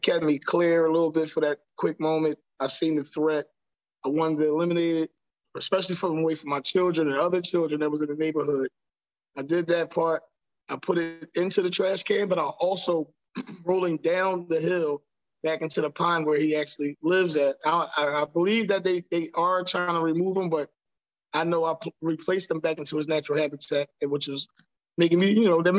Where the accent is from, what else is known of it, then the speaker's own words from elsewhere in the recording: Philadelphia, Pennsylvania, United States; now in Florida, United States; I'm from North Philadelphia. Like, really, back in the day, it's a little gentrified now, but back in the day, it was real bad